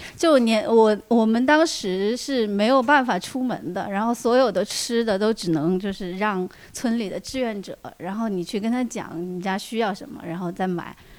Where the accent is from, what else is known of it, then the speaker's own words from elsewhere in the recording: Huanggang, Hubei, China; moved away; 我一直在老家，我老家黄冈的